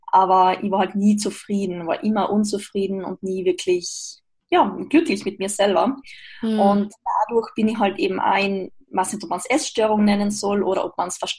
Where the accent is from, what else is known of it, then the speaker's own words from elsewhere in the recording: Austria; now in Graz, Austria; ich komme aus Österreich, wohne zurzeit in Graz.